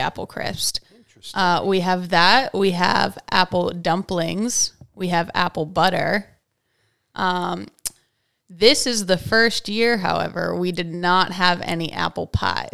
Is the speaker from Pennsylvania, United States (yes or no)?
yes; Hickory, Pennsylvania, United States; also born or lived in Wake Forest; I grew up here in Hickory